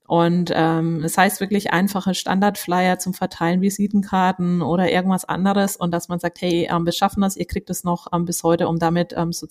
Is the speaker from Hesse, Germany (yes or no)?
no; Würzburg, Bavaria, Germany; an meiner Aussprache, ähm, haben wahrscheinlich viele gemerkt. Ähm, ich bin wirklich absolute Fränkin. Ich bin in Würzburg geboren, zur Schule gegangen, habe Abi gemacht und sogar noch studiert